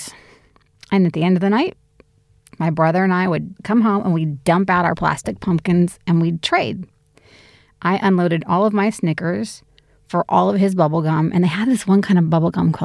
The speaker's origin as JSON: {"language": "English", "country": "United States", "moved": "yes", "lives_now": "Sydney, Australia", "said": "I'm an American, Amerilian, living in Sydney"}